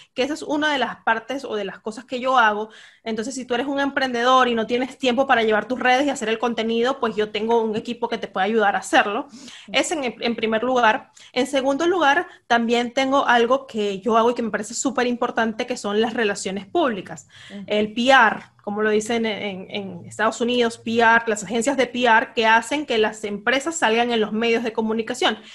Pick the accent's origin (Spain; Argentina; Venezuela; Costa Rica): Venezuela; moved away as an adult; now in Peru; yo soy de Venezuela. Tengo tres años viviendo en Perú